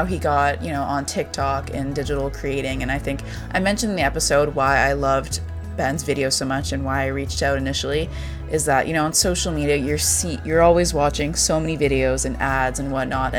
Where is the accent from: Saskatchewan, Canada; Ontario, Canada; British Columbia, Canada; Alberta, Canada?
British Columbia, Canada; Vancouver; I'm from Vancouver as well